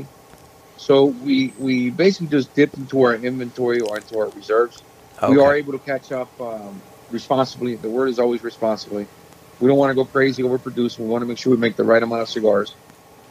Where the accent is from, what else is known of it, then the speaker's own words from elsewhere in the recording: Honduras; I was born in Honduras